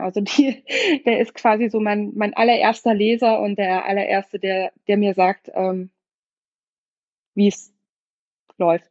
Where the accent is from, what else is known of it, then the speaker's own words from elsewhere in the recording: Munich, Bavaria, Germany; moved away; München, was ähm, 15 Jahre meine Heimatstadt war und ähm, auch immer meine Heimatstadt im Herzen bleiben wird.